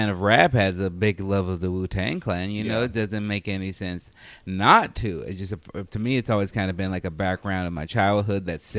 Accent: Chicago, Illinois, United States; We grew up in Chicago, Illinois

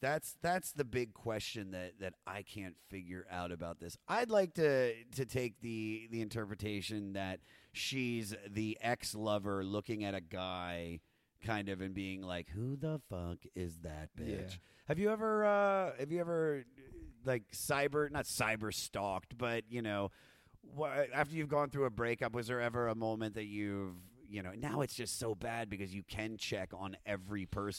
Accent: New York, United States; Growing up in New York, there's a really, this is a town that's built on

